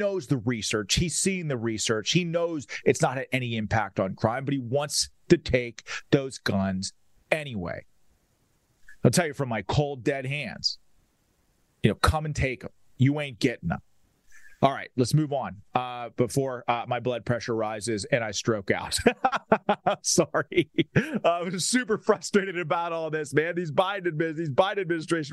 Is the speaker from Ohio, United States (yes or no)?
no; Pennsylvania, United States; Pennsylvania, my home state